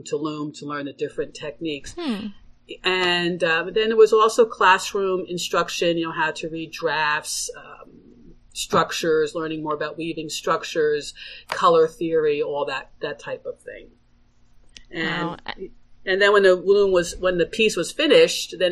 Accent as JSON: {"language": "English", "region": "New Jersey", "country": "United States", "also_born_or_lived": "Connecticut / Sweden", "moved": "yes", "lives_now": "Vermont, United States", "said": "I'm originally from New Jersey and came up to Vermont via Connecticut and so forth"}